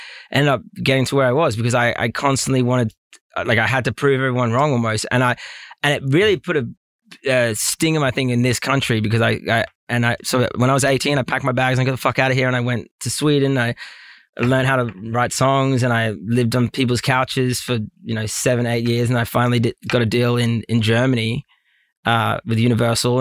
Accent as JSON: {"language": "English", "country": "Australia", "also_born_or_lived": "Los Angeles", "said": "being Australian"}